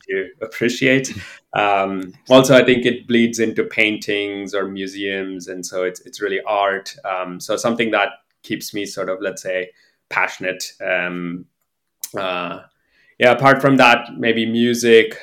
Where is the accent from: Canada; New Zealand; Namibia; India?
India; moved away as an adult; also born or lived in Pittsburgh, United States; I'm originally from India.